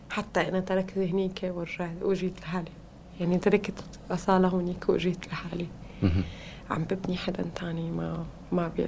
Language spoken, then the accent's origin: Arabic; Damascus, Damascus Governorate, Syria; moved away; ما حدا بشمها مثل ما بتشمها بالشام هلا ما بشمها هون